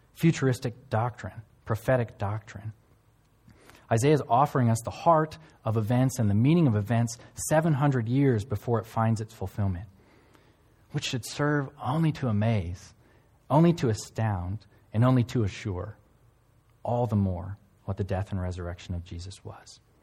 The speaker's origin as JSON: {"language": "English", "country": "United States", "moved": "yes", "lives_now": "One Tree Hill, New Zealand", "said": "I'm from South Canada, uh, or the United States"}